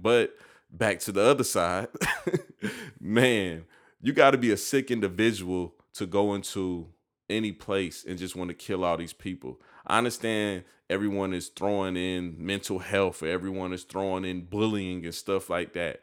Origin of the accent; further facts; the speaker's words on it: United States; I just live in America, and I feel like me being an American